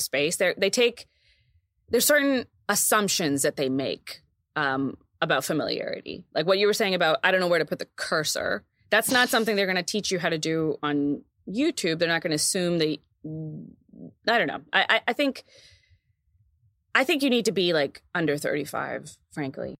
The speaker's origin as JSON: {"language": "English", "region": "Texas", "country": "United States", "tie": "born or raised there", "moved": "yes", "said": "when we were in my, in my hometown"}